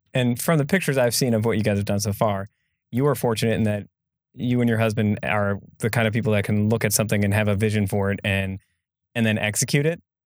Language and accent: English; Egg Harbor, Wisconsin, United States; also born or lived in Sister Bay; I grew up in Egg Harbor and loved it